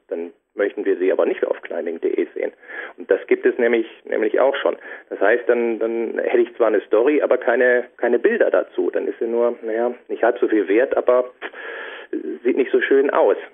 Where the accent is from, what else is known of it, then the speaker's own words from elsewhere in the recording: Düsseldorf, North Rhine-Westphalia, Germany; now in Franconia, Germany; ich bin gebürtiger Düsseldorfer, dann eben nach Franken gezogen, in die Fränkische